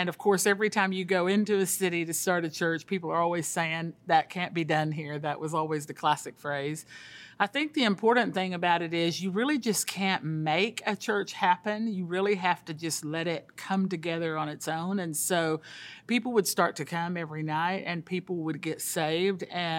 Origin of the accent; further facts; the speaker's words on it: Colombia; moved away; I'm a missionary's kid. I grew up in South America in Colombia. My dad was a church planter … took me there when I was the age of 7.